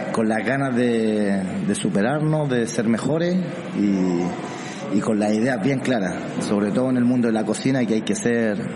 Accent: Santiago, Santiago Metropolitan, Chile; also born or lived in Arica; un chileno de, eh, exactamente qué ciudad? Arica. Nací en Arica y me crié en Santiago.

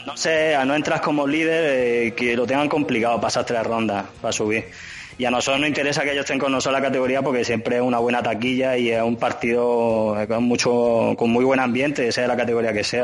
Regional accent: Linares, Andalusia, Spain; moved away as an adult; now in Madrid, Spain; yo soy andaluz, soy soy, de Linares

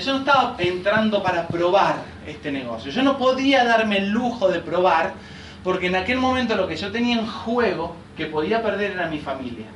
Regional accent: Rosario, Santa Fe, Argentina; moved away as an adult; now in Villa Carlos Paz, Argentina; Yo soy allá, yo soy rosarino. Y hace ya 13 años que vivo en Carlos Paz

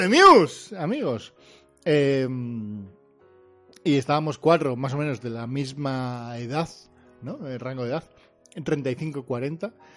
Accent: Portugalete, Basque Country, Spain; now in Bilbao, Spain; aunque ahora vivo en Bilbao, soy de Repélega

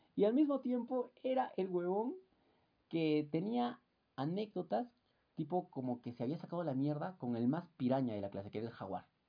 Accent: Puno, Peru; yo soy de la Gran Unidad Escolar San Carlos

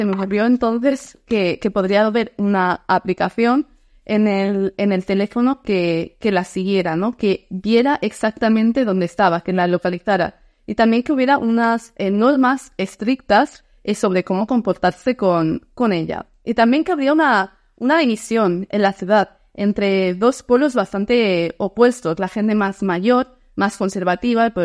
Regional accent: Netherlands; Spanish is a second language; soy de, soy holandés de, de los Países Bajos siempre la historia le rodea algo supernatural

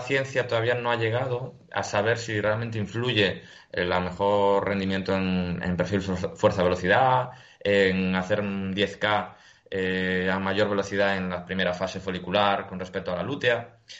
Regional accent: Galicia, Spain; soy gallego

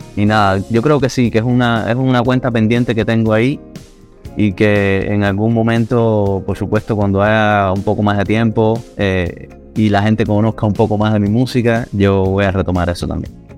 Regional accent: Santa Clara, Villa Clara, Cuba; accent: Cuban; moved away as an adult; now in Havana, Cuba; soy de Santa Clara, que es el centro, justo el centro de Cuba. Eh, es verdad que viví muchos años en, en La Habana, desde el año 2000. Estoy viviendo en La Habana pero nací en Santa Clara y toda, mi etapa de crecimiento y tal la, la viví ahí en, esa ciudad.

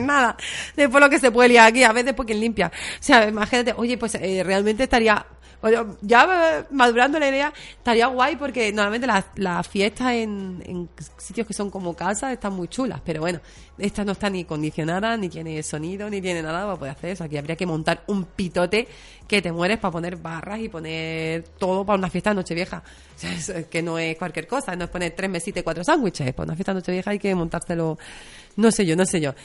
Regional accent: Barcelona, Catalonia, Spain; moved away; Soy catalana, o sea, yo he nacido en Barcelona

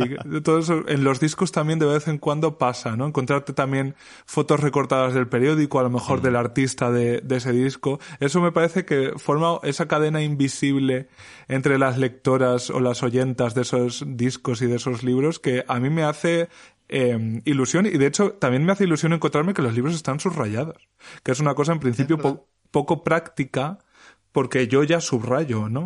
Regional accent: Alpera, Castilla-La Mancha, Spain; mi pueblo, que como sabéis todas es Alpera en Albacete

